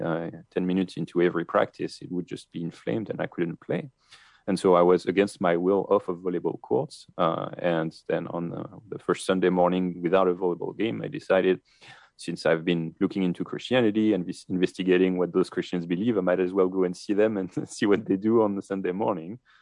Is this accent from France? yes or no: yes; France; accent: French; English is a second language; moved away; my French accent